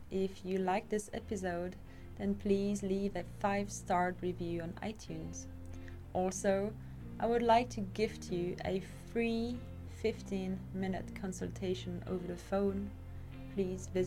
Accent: Mauritius; moved away; also born or lived in France / Indonesia / Australia / Canada; I was born in France and I grew up on different islands like Mauritius and Bali and also Australia. I've also lived in Canada, I've traveled the world to study, meet people, learn, grow, and discover my potential in this lifetime.

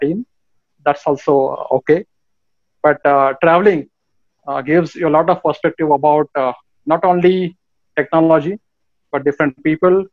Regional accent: Mumbai, Maharashtra, India; born and brought up in Mumbai

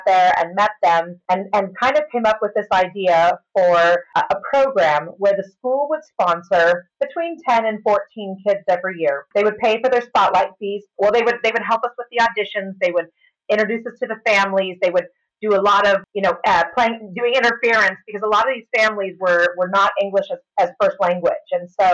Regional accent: California, United States; moved away as an adult; now in United Kingdom; People say, where are you from? I'm like, California.

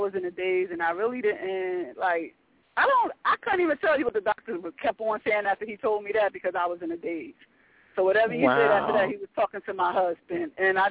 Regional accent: Northern New Jersey, United States; I was born and raised in Northern New Jersey

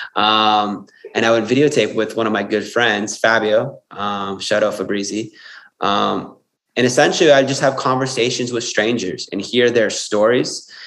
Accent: Windsor, Ontario, Canada; also born or lived in Sydney; I'm originally from Windsor, Ontario, Canada

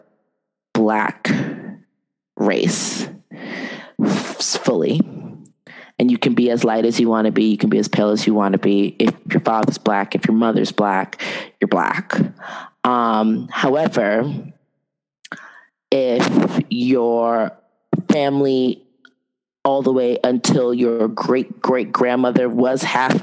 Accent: United States; growing up in the United States

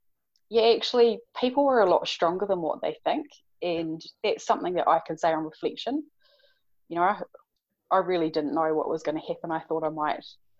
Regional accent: Napier, Hawke's Bay, New Zealand; moved away; Hawke's Bay, which is where I'm from Napier

